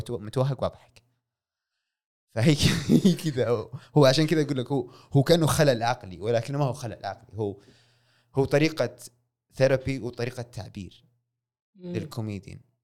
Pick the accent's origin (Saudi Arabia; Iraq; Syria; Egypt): Saudi Arabia; هنا عندنا في السعوديه